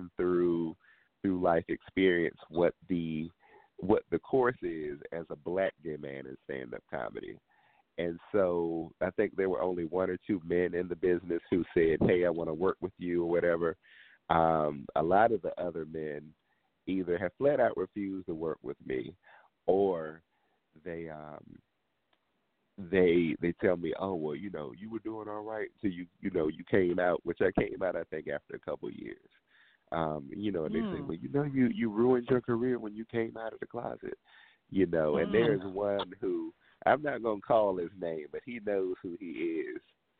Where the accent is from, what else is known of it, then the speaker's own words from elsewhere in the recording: Washington, District of Columbia, United States; I am very proudly from Washington, D.C., you know, home of the go-go music